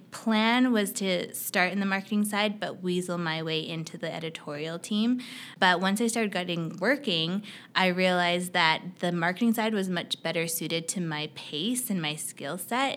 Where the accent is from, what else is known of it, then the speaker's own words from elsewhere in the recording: Canada; also born or lived in United States; I'm Canadian, so I, I went to school in the U S and I moved back to Canada after I graduated